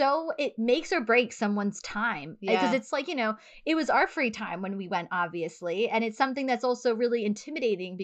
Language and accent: English; United States; we're from America.